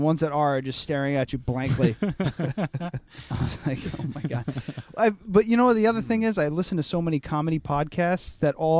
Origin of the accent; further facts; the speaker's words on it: New York, United States; I'm from New York.